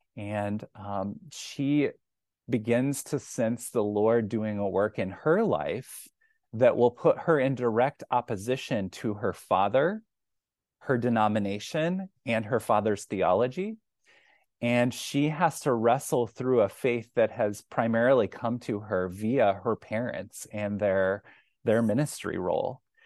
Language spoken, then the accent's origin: English; Kansas City, United States; moved away as an adult; now in Iowa City, United States; I'm originally from Kansas City